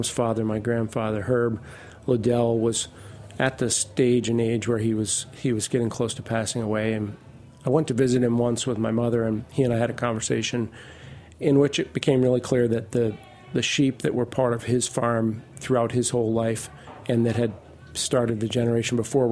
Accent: Vermont, United States; moved away as an adult; I grew up in Vermont, and I live not far from where I grew up

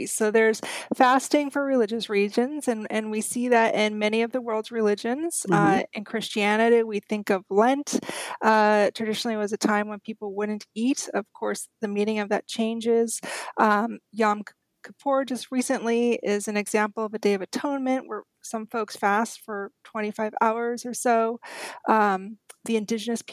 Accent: Austria; When I was growing up in Austria, my grandparents were great advocates of fasting

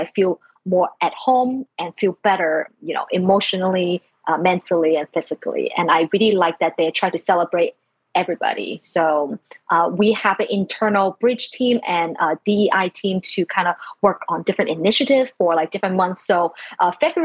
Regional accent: China; moved away; I was born in like mid 80s in China. So like growing up in China

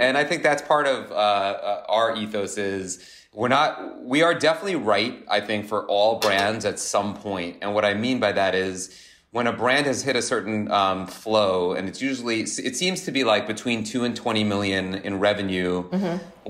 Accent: Long Beach, New York, United States; also born or lived in Michigan; I grew up in Long Beach on Long Island, which mm-hmm. is like a uh, surfer town

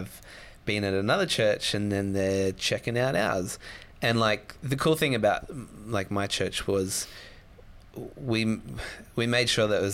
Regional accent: Sydney, New South Wales, Australia; I'm from Sydney

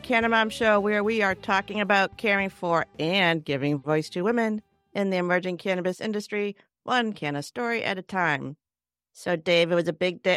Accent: Cambridge, Massachusetts, United States; I'm from Cambridge

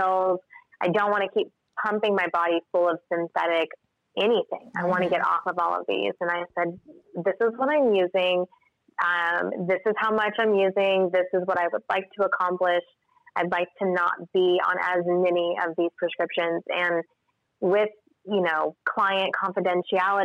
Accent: Tulsa, Oklahoma, United States; moved away as an adult; I'm from Tulsa. I just recently moved my business back here, though. I've lived outside of the state for many years, but Tulsa's always been my home

